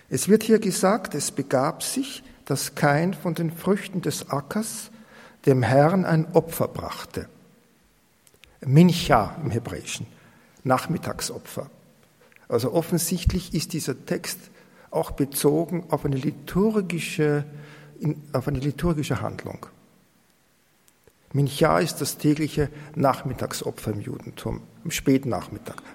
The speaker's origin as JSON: {"language": "German", "country": "Austria", "said": "wenn ich da zum Beispiel über die Felder gehe und bei uns in Österreich noch die Martaln sehe"}